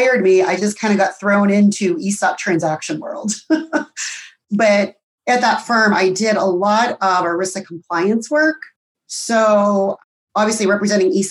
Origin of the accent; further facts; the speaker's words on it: Pittsburgh, Pennsylvania, United States; moved away as an adult; also born or lived in Columbus, Ohio; born and raised in Pittsburgh